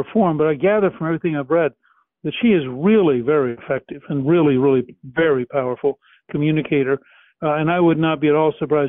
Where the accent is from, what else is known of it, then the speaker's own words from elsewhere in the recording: Harrisburg, Pennsylvania, United States; I was born in Harrisburg